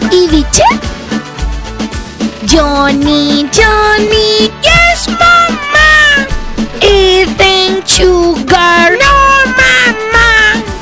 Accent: Monterrey, Nuevo León, Mexico; y que soy, soy de Monterrey.

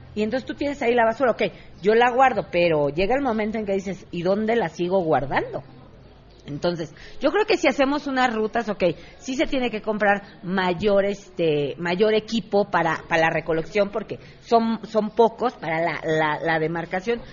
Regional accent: Mexico City, Mexico; Soy ciudadana de Contreras, hija de comerciantes desde toda la vida. Eh, desde mis abuelos, mis abuelos siempre fueron comerciantes aquí en Contreras, nacida aquí

